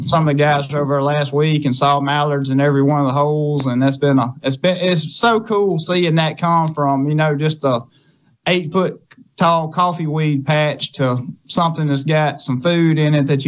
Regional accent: Scott County, Mississippi, United States; over in Scott County

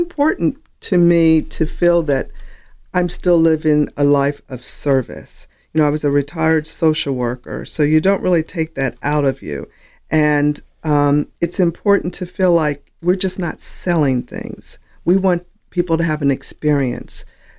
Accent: Sioux City, Iowa, United States; born there; Okay, I was born in Sioux City, Iowa.

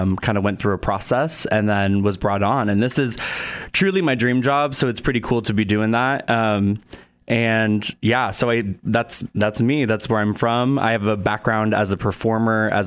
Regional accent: Portland, Oregon, United States; moved away as an adult; also born or lived in Los Angeles / New York / Vermillion, South Dakota; now in Sioux Falls, United States; I am originally from Portland, Oregon

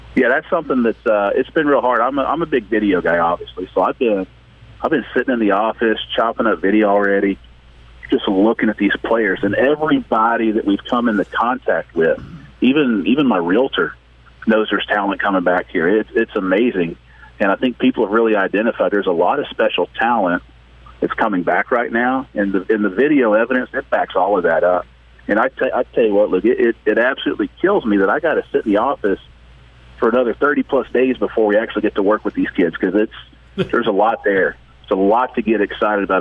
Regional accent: East Texas, United States; I was a kid growing up in East Texas

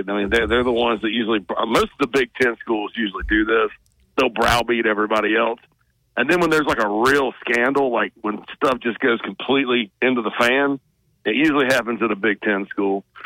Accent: Spartanburg, South Carolina, United States; I'm from Spartanburg

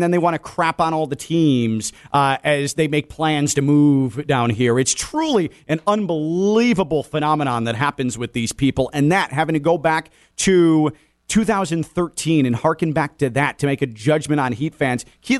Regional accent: Chicago, Illinois, United States; now in South Florida, United States; I grew up in Chicago as a White Sox fan

